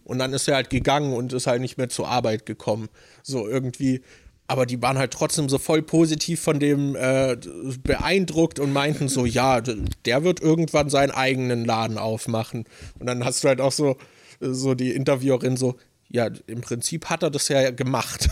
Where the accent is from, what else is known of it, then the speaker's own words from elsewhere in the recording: Germany; als Deutscher